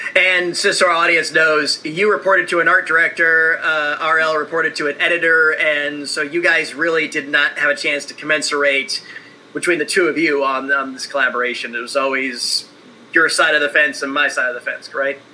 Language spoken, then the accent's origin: English; Indiana, United States; I'm an Indiana kid